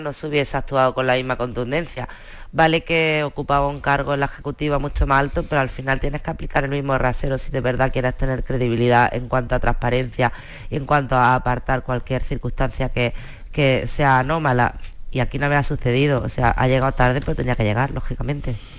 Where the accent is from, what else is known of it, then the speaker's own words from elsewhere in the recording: Almería, Andalusia, Spain; los que somos de Almería